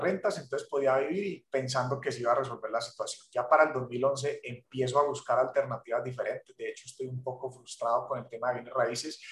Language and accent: Spanish; Cali, Valle del Cauca, Colombia; moved away as an adult; now in Miami, United States; yo soy de la ciudad de Cali, en Colombia